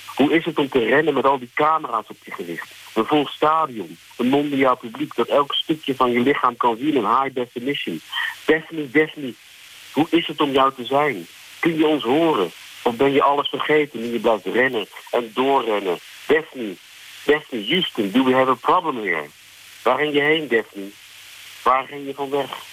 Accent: Netherlands; now in South Africa; ik ben toch ook nog wel Nederlander genoeg

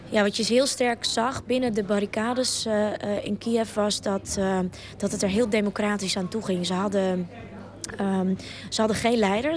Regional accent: Ukraine; now in Netherlands; als Oekraïense

